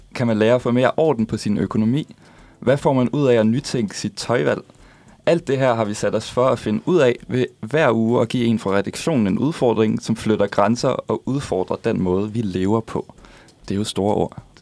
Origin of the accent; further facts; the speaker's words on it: Funen, Southern Denmark, Denmark; now in Copenhagen, Denmark; jeg er Fynbo